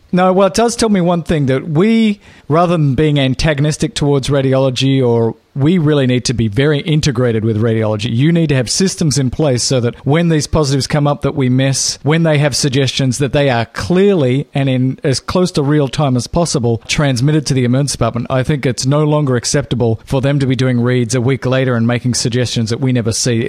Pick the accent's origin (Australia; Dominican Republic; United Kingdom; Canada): Australia; I'm only Australian